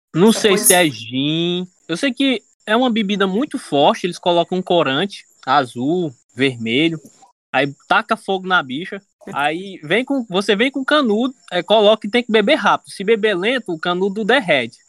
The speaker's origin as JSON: {"language": "Portuguese", "region": "Ceará", "country": "Brazil", "also_born_or_lived": "Natal / Paraíba", "said": "eu sou cearense"}